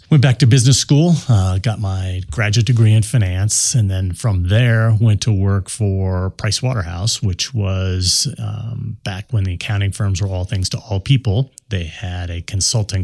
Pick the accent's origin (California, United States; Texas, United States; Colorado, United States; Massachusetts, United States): Colorado, United States; Denver; I'm a Denver native growing up in Colorado